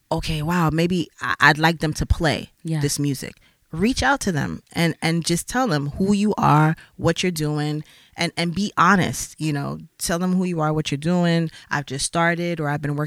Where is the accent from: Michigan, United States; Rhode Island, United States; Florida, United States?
Florida, United States; Miami; moved away as an adult; also born or lived in New York; now in Switzerland; Growing up in Miami, as I said, I was always around music and art